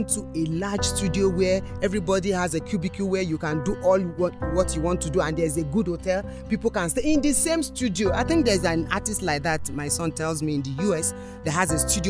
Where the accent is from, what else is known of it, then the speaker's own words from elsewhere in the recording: Osun, Nigeria; now in Jos, Nigeria; I'm actually from Osun State, but this is my home and this is my Jerusalem. I've been here for over 30 years